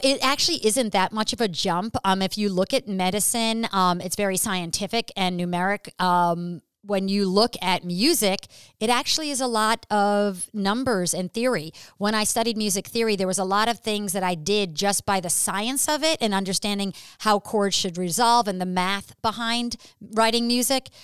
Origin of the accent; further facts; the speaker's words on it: New York City, New York, United States; moved away; I'm actually originally from New York City